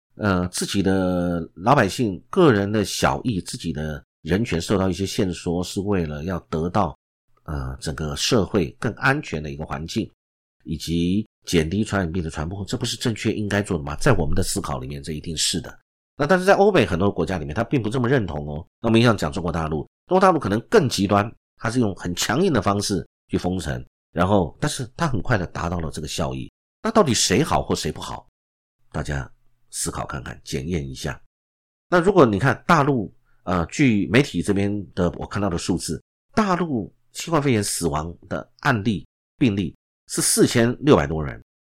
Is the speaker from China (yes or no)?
no; Taiwan; 我们本来自己就中华民国